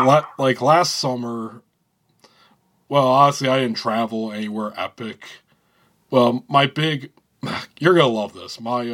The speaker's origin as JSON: {"language": "English", "region": "Northern Michigan", "country": "United States", "tie": "born or raised there", "said": "I am mostly Irish and German. And from Northern Michigan"}